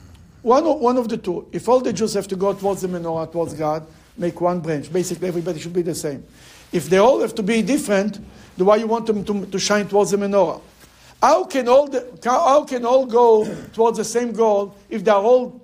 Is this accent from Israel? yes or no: yes; Bnei Brak, Tel Aviv District, Israel; now in Cleveland, United States; I remember when I grew up in Bnei Brak